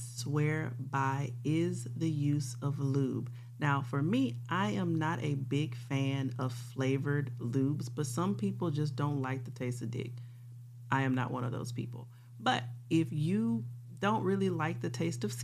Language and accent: English; Louisiana, United States; I'm from Louisiana